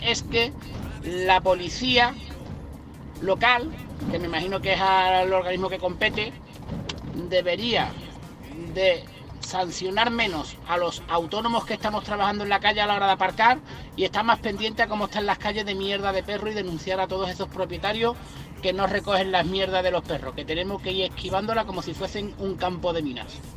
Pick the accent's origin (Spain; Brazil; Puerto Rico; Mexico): Spain; Huelva, Andalusia; yo soy de Huelva, capital